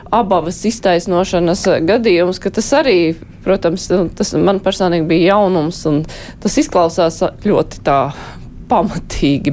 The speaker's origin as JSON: {"language": "Latvian", "town": "Jūrmala", "country": "Latvia", "said": "būdama jūrmalniece"}